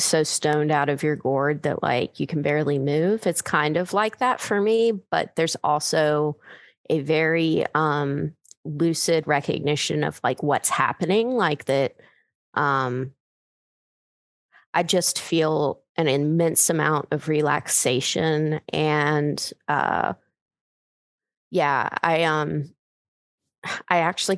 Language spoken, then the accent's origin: English; United States; I'm American